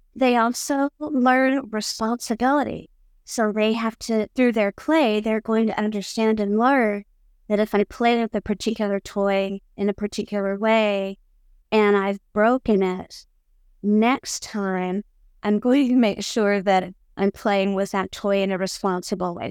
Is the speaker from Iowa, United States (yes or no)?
yes; Iowa, United States; moved away as an adult; now in Hamburg, Germany; I was born in Iowa, in the United States, and have lived in Hamburg for the past twenty-nine years